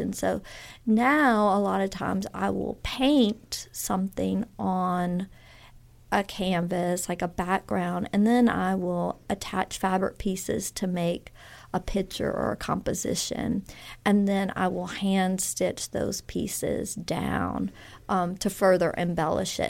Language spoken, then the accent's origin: English; Baton Rouge, Louisiana, United States; moved away as an adult; also born or lived in Texas; now in Oxford, United States; I really grew up in Louisiana in the Baton Rouge area